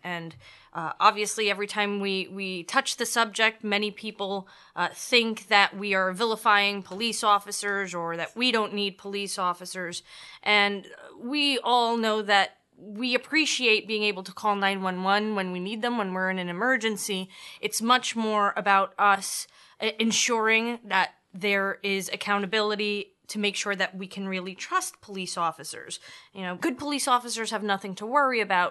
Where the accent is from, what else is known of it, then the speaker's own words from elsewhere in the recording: New York City, New York, United States; also born or lived in Elmhurst, Queens / Corona, Queens / East Elmhurst, Queens; I grew up in Astoria, Queens. I was born in Elmhurst.